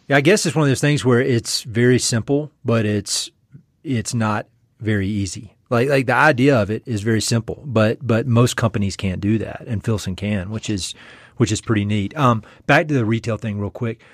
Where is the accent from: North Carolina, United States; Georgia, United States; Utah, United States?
North Carolina, United States; East; moved away as an adult; also born or lived in Jackson Hole, Wyoming; I'm from North Carolina. I'm from East North Carolina